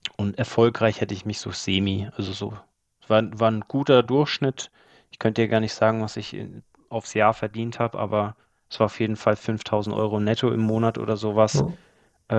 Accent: Allgäu, Bavaria, Germany; moved away as an adult; also born or lived in Australia / Dubai / Mallorca; ich bin auf dem Bauernhof aufgewachsen, kleiner Bauernhof mitten in den Bergen in, im, im Allgäu, also im tiefsten, im tiefsten Allgäu

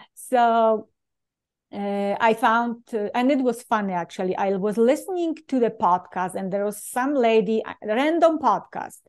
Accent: Poland; English is a second language; moved away as an adult; now in United States; I usually introduce myself Polish-born

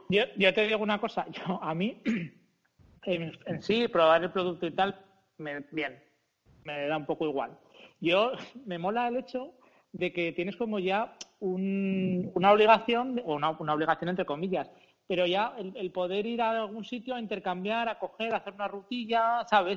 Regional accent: Zaragoza, Aragon, Spain; somos de Aragón, bueno, de Zaragoza en concreto, cabezones como nosotros solos

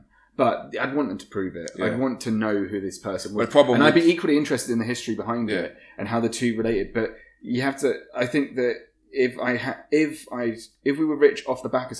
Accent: England, United Kingdom; Because it's going to be like being English in that environment.

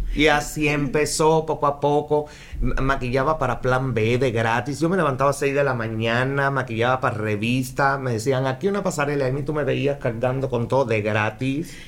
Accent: Havana, La Habana, Cuba; moved away as an adult; also born or lived in Mexico City; now in Mérida, Mexico; Yo soy cubano, nacido en La Habana. Eh, hace 15 años ya llevo acá en Mérida

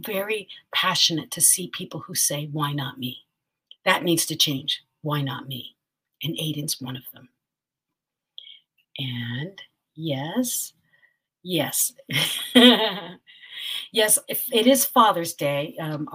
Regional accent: Philippines; I'm a Filipina.

